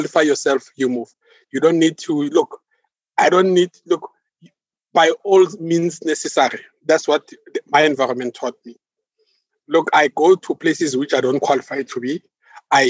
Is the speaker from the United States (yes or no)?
no; East Rand, Gauteng, South Africa; I'm born and bred in Gauteng, East Rand to be exact